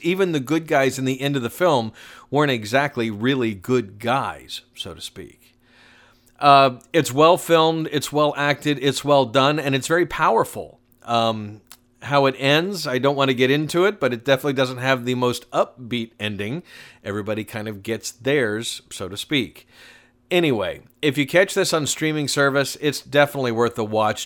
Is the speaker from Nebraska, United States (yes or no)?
no; Atlanta, Georgia, United States; my hometown of Atlanta, Georgia